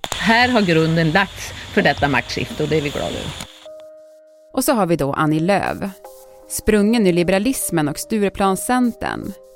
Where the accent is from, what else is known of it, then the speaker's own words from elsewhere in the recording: Piteå, Norrbotten County, Sweden; Piteå, min hemstad